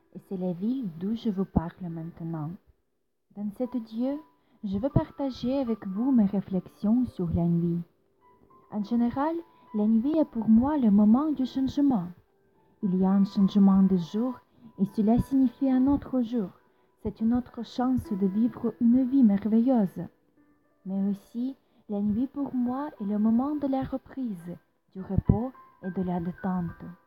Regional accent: Ukraine; French is a second language; also born or lived in Kyiv; je suis ukrainienne

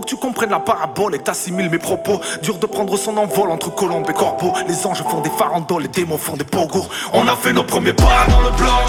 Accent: France; Tout ce qui est arrivé à France, nous, on est français. Tous, chacun a la carte.

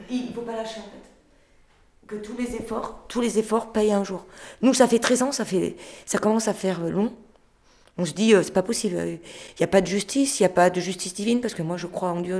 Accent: France; Je suis française

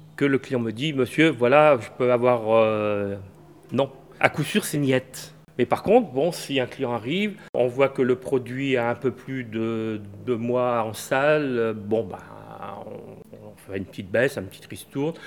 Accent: Brittany, France; now in Angers, France; on m'appelle le Breton puisque je suis Breton

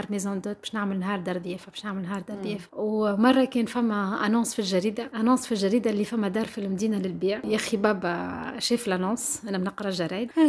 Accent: Tunisia; نجموا نحكيو فيها على الثراء الحرفي والفني اللي عندنا في تونس

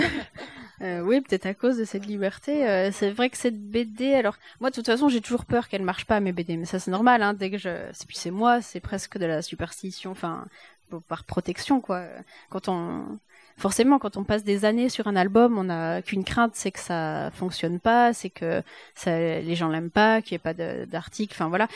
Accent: Jura, Bourgogne-Franche-Comté, France; moved away as an adult; also born or lived in Épinal; quand on a grandi dans le Jura

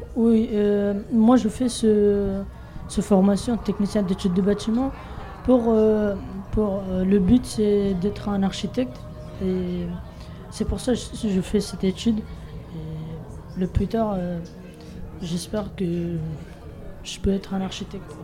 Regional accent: Bangladesh; French is a second language; now in France; Je viens de Bangladesh

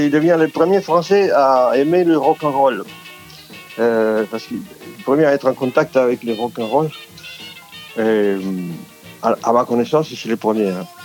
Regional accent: Uruguay; French is a second language; moved away as an adult; also born or lived in Argentina; now in France; Comme euh, immigrant en France, que je viens d'Amérique du Sud, de l'Uruguay et d'Argentine, et que je suis arrivé ici quand j'avais déjà 30 ans

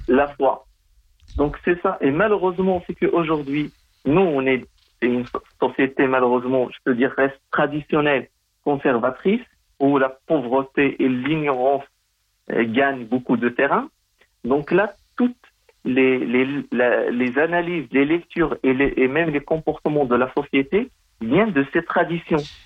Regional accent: Morocco; c'est mon pays natal

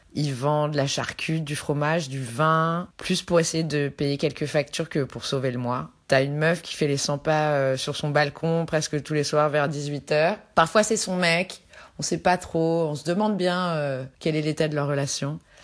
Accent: France; now in Buenos Aires, Argentina; je suis française.

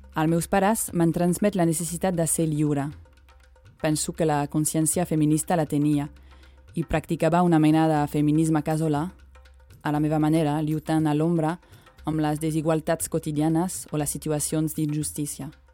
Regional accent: France; moved away; Tinc 34 anys, sóc francesa, mare, blanca i feminista

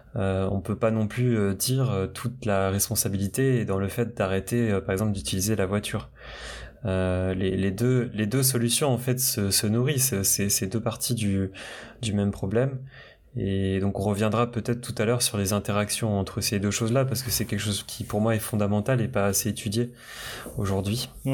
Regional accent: Brittany, France; moved away; je viens de la Bretagne, euh, mes parents viennent du, bah, de la campagne bretonne

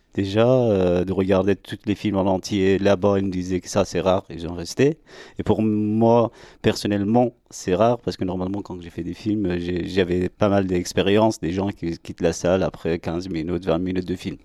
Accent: Iran; French is a second language; now in France; je suis né en Iran, j'ai grandi là-bas

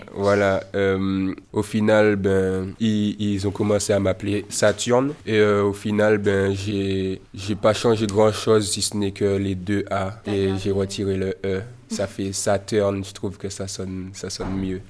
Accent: Martinique; je suis un jeune artiste martiniquais

